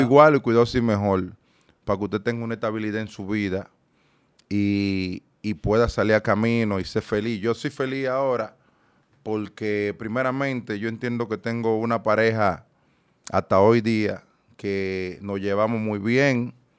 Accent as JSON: {"language": "Spanish", "country": "Dominican Republic", "also_born_or_lived": "United States", "moved": "yes", "said": "yo soy dominicano neto, pero a la vez, yo soy ciudadano americano."}